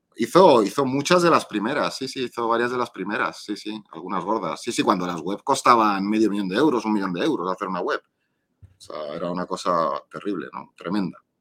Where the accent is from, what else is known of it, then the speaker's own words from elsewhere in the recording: Madrid, Community of Madrid, Spain; aquí soy, de Madrid